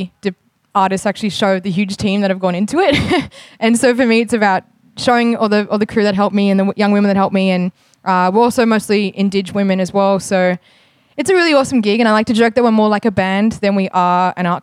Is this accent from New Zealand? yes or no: no; Melbourne, Victoria, Australia; I was born in Melbourne and in Naam and raised by mostly Wurundjeri and Teo mob down here